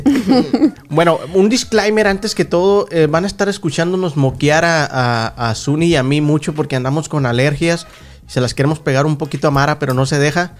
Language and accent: Spanish; Ciudad Juárez, Chihuahua, Mexico; now in United States; yo vengo de Ciudad Juárez, Chihuahua